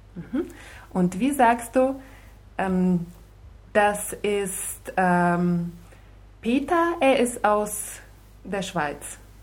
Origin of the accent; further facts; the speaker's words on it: Russia; Ich komme aus Russland und Russland heißt auf Russisch Россия